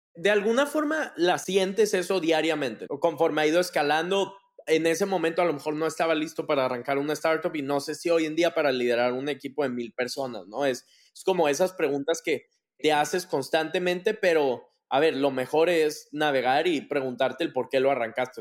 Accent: Monterrey, Nuevo León, Mexico; yo soy de Monterrey, toda mi vida viví aquí, crecí acá

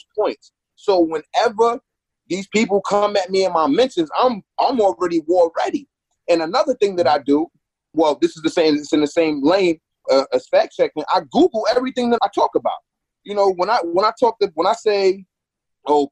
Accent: New York, United States; I'm from New York. I'm not from New York City, but I'm from New York

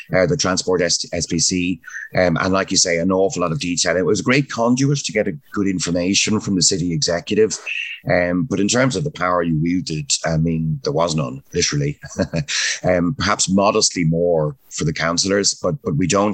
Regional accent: Dublin, Leinster, Ireland; I was born and raised in Dublin

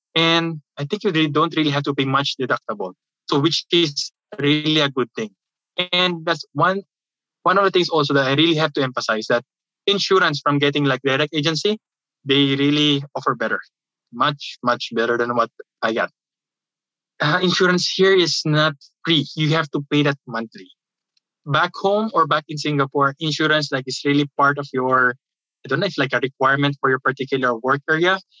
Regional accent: Manila, Metro Manila, Philippines; moved away as an adult; now in Kentucky, United States; I'm from the Philippines

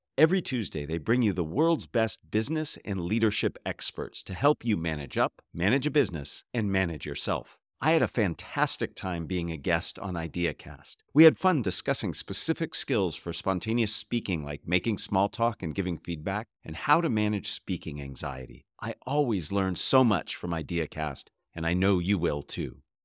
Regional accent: Santa Cruz, California, United States; growing up in Northern California near Santa Cruz

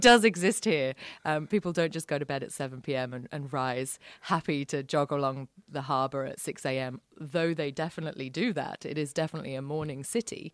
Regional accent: around London, United Kingdom; now in Sydney, Australia; I grew up around London

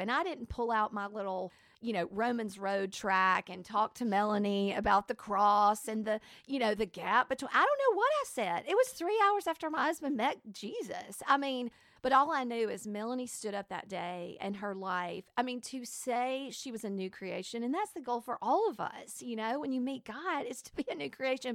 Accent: Alabama, United States; I was raised in Alabama

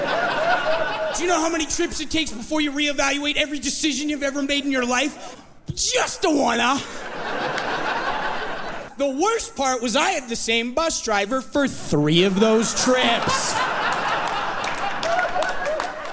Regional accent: Kamloops, British Columbia, Canada; moved away as an adult; now in Vancouver, Canada; my parents' driveway in Kamloops, my hometown

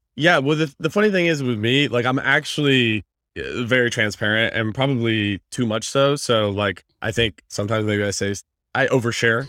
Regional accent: Indiana, United States; moved away as an adult; now in Los Angeles, United States; I'm from Indiana, born and raised. I live, been living out here in LA for like six years

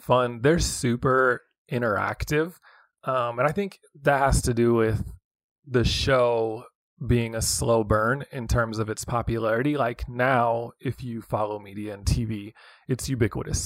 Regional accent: West Coast, United States; moved away as an adult; also born or lived in Hutchinson, Kansas; now in Kansas City, United States; I grew up on the West Coast

